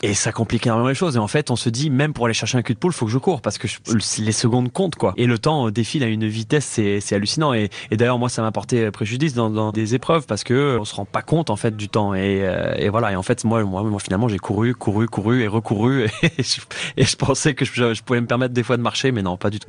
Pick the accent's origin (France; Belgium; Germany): France; now in Canada; remettre mon empreinte, euh, dans mon pays natal